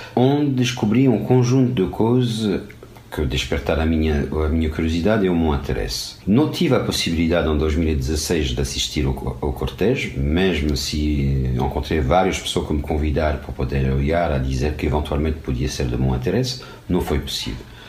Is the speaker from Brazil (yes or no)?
no; France; Portuguese is a second language; moved away as an adult; now in Portugal; Sou francês, cheguei pela primeira vez em 95 ao Portugal para um trabalho, vindo da França